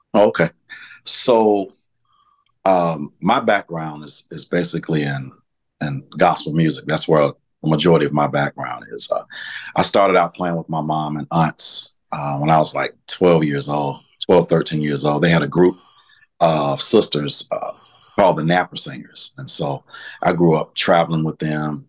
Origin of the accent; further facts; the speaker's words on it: Winston-Salem, North Carolina, United States; I'm from Winston Salem, North Carolina. That's where I reside right now.